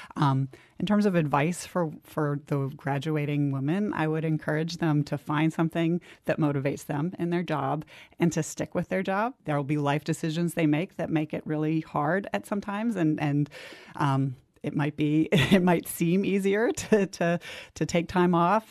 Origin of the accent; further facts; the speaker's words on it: New Jersey, United States; I grew up in New Jersey